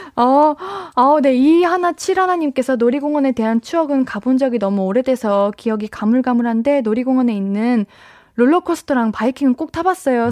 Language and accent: Korean; Seoul Capital Area, South Korea; 저는 에, 수도권.